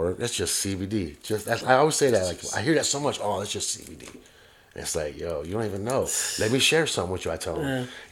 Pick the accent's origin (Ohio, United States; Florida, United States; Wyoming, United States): Florida, United States; Miami; I'm from Miami